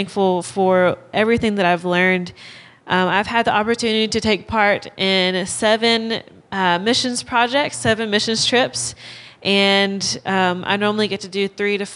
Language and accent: English; Clanton, Alabama, United States; moved away as an adult; now in Oklahoma, United States; I'm from Alabama. I grew up in Clanton, around Clanton most of my life